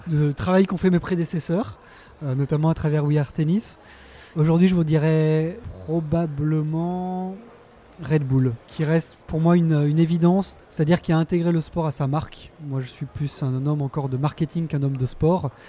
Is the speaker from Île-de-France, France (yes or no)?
no; Lyon, Auvergne-Rhône-Alpes, France; Alors en tant que Lyonnais et fan de tennis